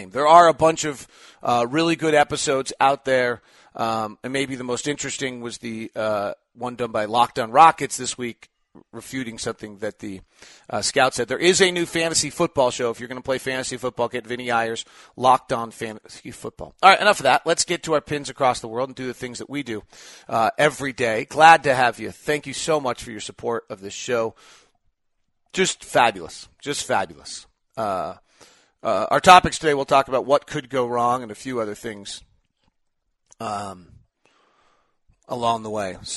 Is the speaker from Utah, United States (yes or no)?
yes; Payson, Utah, United States; born there; The team I was rooting for, because I was born in Payson, Utah, won